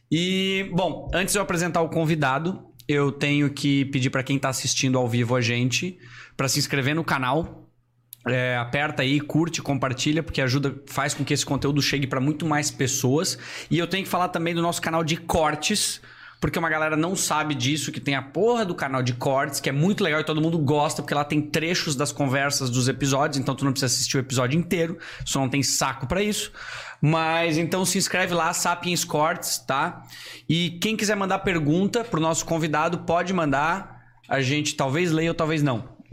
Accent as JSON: {"language": "Portuguese", "town": "Gaspar", "region": "Santa Catarina", "country": "Brazil", "tie": "born or raised there", "also_born_or_lived": "Brusque / Itajaí", "said": "Isso, eu sou natural de Gaspar, moro há 32"}